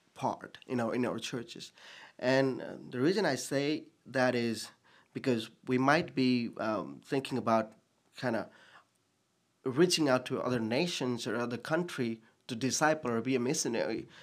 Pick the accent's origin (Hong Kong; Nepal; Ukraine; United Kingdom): Nepal; English is a second language; moved away as an adult; also born or lived in Bhutan; now in Sioux Falls, United States; I was born in Bhutan. I was, um, a year and a half old when I left the country as a refugee and was in Nepal for almost twenty plus years.